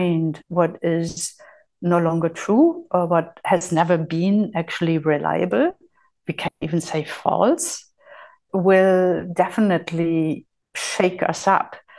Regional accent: Germany; moved away as an adult; also born or lived in Spain / Lanzarote, Spain; So I had been born and raised in Germany

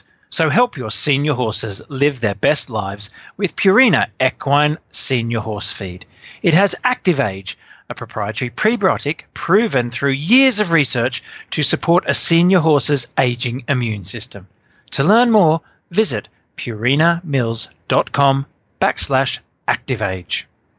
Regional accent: Australia; Sorry, you know, being Australian

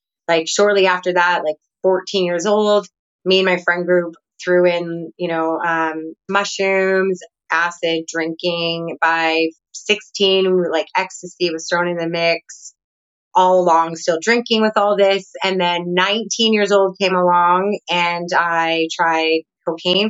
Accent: Canada; moved away as an adult; now in Nicaragua; I'm originally from Canada

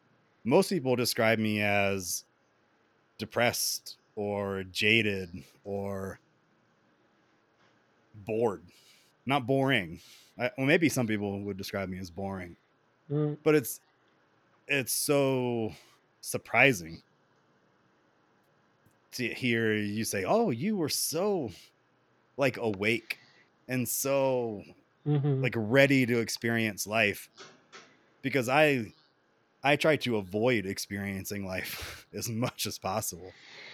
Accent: the South, United States; Like I grew up in the South and, you know, I've been to North Carolina, Georgia, you know, I've been to like states, but I've never really like been out there.

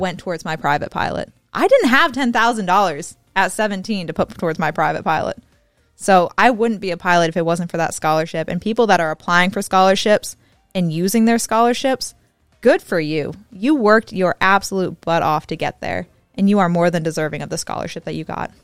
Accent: the South, United States; I'm from the South, so I talk real fast.

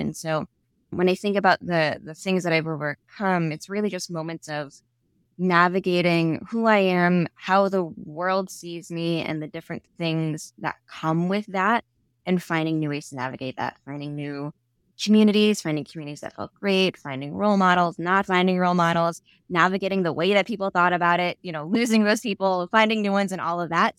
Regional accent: New York City, New York, United States; accent: Staten Island; I grew up in Staten Island.

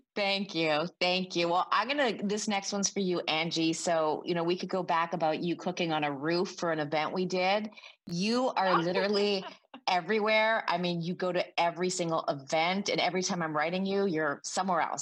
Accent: Canada; I'm Canadian

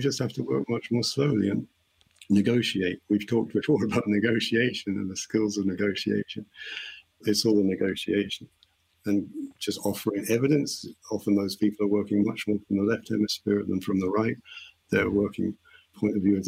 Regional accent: England, United Kingdom; I being English

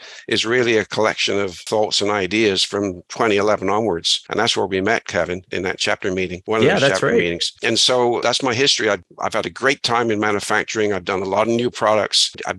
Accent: Bristol, South West England, United Kingdom; moved away as an adult; now in Canada; I grew up in Bristol, England

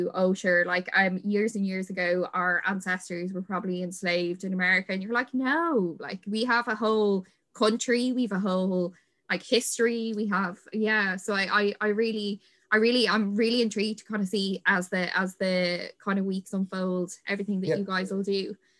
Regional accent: Ireland; because that is something that 100% identifies all Irish people, is we had this civil war

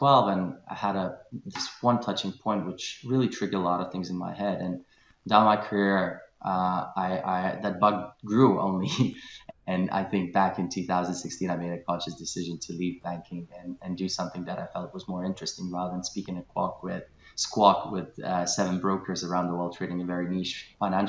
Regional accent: Kaunas, Kaunas County, Lithuania; moved away as an adult; also born or lived in Glasgow; I'm originally Lithuanian, born and raised in Kaunas, which is second city in Lithuania.

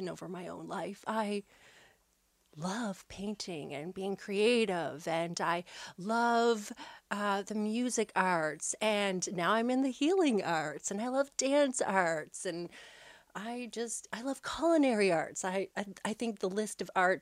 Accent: Bridgewater, Nova Scotia, Canada; I grew up here in Nova Scotia, just outside of the town of Bridgewater.

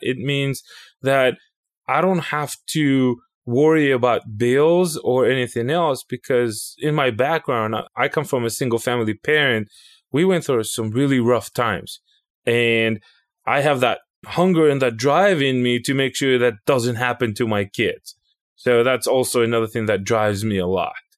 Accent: Israel; moved away as an adult; now in United States; I was born and raised in Israel. I came to the United States somewhere in oh seven

